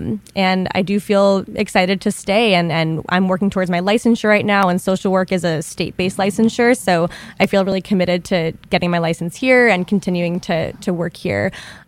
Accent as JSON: {"language": "English", "region": "Arizona", "country": "United States", "lives_now": "Michigan, United States", "said": "I'm from Arizona, but my parents are from New York."}